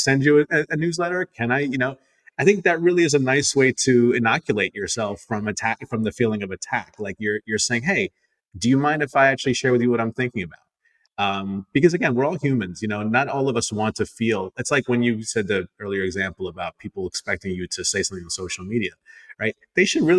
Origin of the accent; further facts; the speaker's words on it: United States; I'm Indian American. I was born and raised here, but like my parents from India